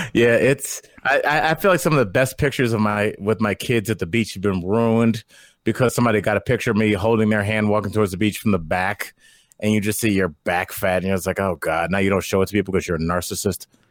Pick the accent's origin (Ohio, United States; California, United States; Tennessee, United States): Ohio, United States; Northeast; I'm from Northeast Ohio